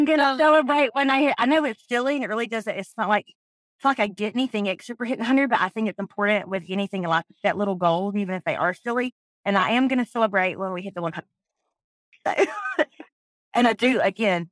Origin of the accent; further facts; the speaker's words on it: South Georgia, United States; I'm from South Georgia